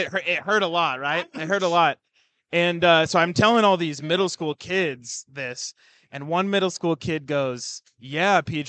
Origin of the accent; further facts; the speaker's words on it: Spokane, Washington, United States; Spokane, Washington.